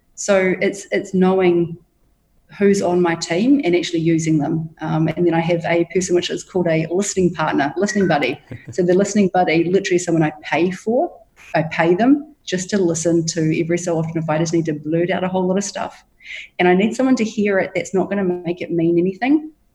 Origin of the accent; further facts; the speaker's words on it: Hawke's Bay, New Zealand; now in Bali, Indonesia; I grew up in Hawke's Bay in New Zealand